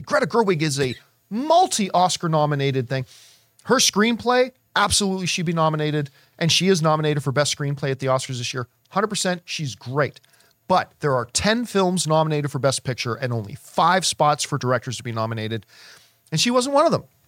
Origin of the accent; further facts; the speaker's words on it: Canada; I am Canadian